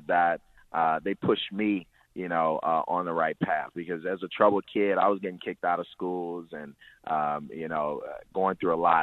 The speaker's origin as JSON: {"language": "English", "town": "Chicago", "region": "Illinois", "country": "United States", "tie": "born or raised there", "said": "as somebody who's from these neighborhoods, who really has these experiences all my life"}